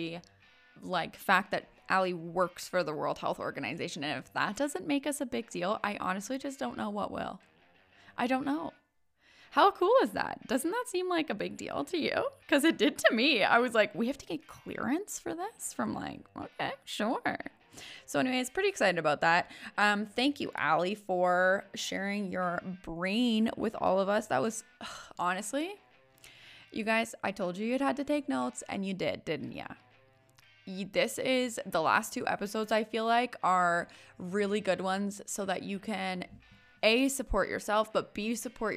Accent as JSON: {"language": "English", "region": "West Coast", "country": "United States", "said": "I am from the West Coast"}